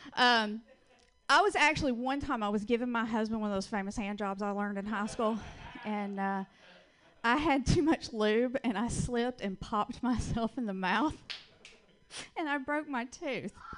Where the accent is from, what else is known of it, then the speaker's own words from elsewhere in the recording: Georgia, United States; accent: Southern; now in Portland, United States; I am originally from Georgia. That's where I get this wonderful little accent from that I can't get rid